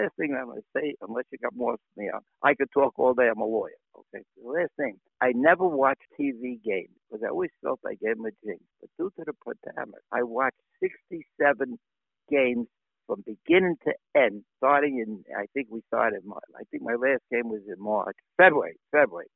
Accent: New York City, New York, United States; moved away; also born or lived in Miami Beach, Florida; born and bred in Brooklyn

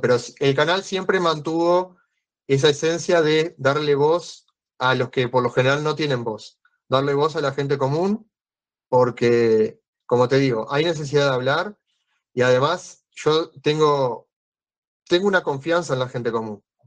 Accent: Canelones, Uruguay; Yo soy de Canelones, que está al lado de Montevideo, al lado de la capital

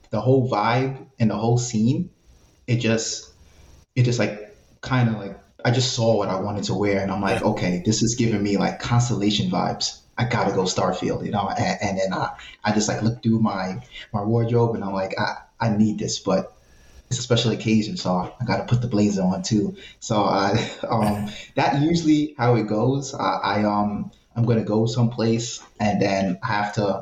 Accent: New York City, New York, United States; I'm from a place called the West Bronx

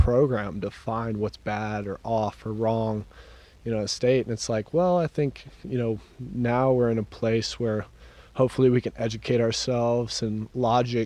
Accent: Dripping Springs, Texas, United States; also born or lived in Austin; when I grew up in Dripping Springs, it wasn't cool

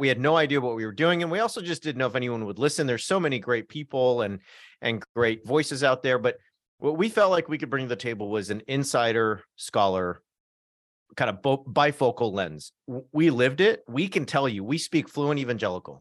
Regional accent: North Orange County, Southern California, United States; I come from North Orange County, so kind of on the border of L A County

